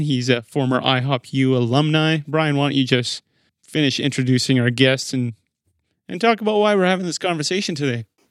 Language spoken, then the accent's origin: English; Regina, Saskatchewan, Canada; now in Manitoba, Canada; I was born in Regina